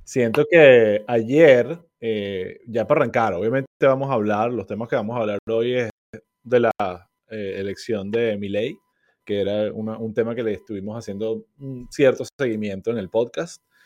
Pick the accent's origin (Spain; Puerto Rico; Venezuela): Venezuela; moved away; nosotros como venezolanos